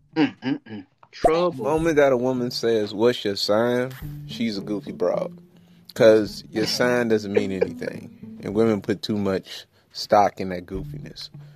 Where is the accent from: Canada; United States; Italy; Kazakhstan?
United States; Detroit, Michigan; I'm from Detroit.